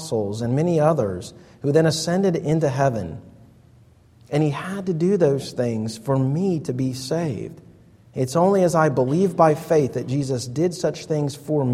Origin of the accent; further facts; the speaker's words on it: United States; us as American pragmatists